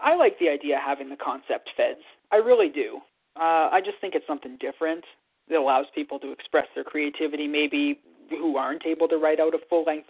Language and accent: English; Canada; plan was to become the Prime Minister of Canada and get involved that way, because I'm Canadian and that would be natural.